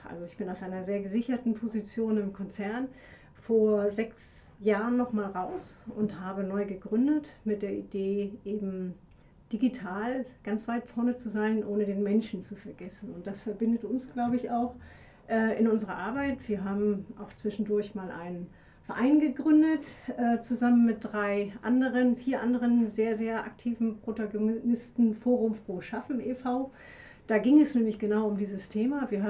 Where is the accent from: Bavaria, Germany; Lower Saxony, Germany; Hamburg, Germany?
Hamburg, Germany; also born or lived in Dresden; now in Leipzig, Germany; ich bin schon 57, Babyboomerin, gebürtige Hamburgerin, merkt man manchmal ähm, war Leipzigerin seit über 20 Jahren. Vorher habe ich in Dresden gelebt. Also man kann schon sagen, ich bin so ein bisschen eingesächselt.